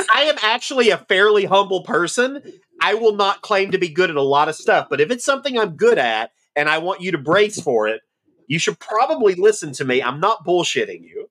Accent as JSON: {"language": "English", "region": "the South", "country": "United States", "tie": "born or raised there", "accent": "Southern", "moved": "yes", "said": "I, I enjoyed growing up in the South. I'm glad that I am from the South"}